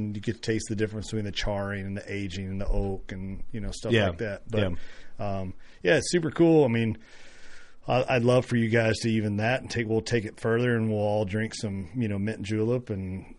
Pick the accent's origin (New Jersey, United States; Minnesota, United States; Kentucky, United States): Kentucky, United States; near Woodford Reserve and Wild Turkey; moved away; I grew up 5-6 miles from, you know, Woodford Reserve and 10